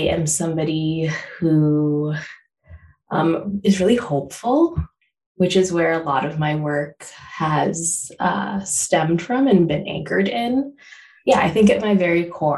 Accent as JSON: {"language": "English", "town": "Chicago", "region": "Illinois", "country": "United States", "tie": "born or raised there", "also_born_or_lived": "California", "moved": "yes", "lives_now": "Detroit, United States", "said": "I was born in Chicago. I lived there. My parents met there. I was born there."}